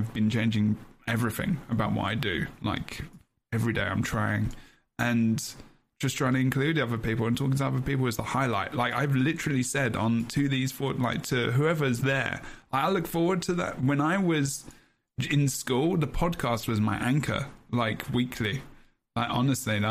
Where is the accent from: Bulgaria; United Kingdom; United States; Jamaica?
United Kingdom; London; I'm from London